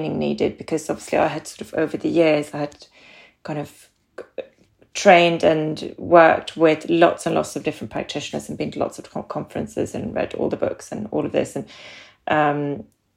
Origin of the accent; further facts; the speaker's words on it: Sweden; now in Harpenden, United Kingdom; you might hear from my accent, I'm from Sweden. I've been here a very long time